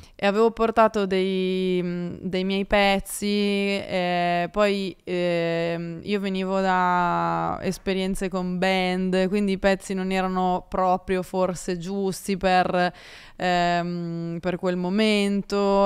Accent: Carcare, Liguria, Italy; io sono ligure di Savona, di paese, il mio paese si chiama Carcere

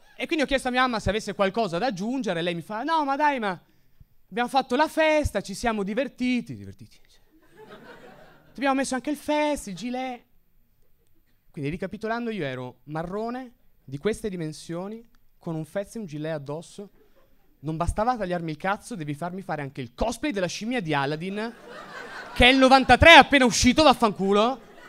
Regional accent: Veneto, Italy; sono metà marocchino, metà siciliano, ma sono cresciuto in Veneto

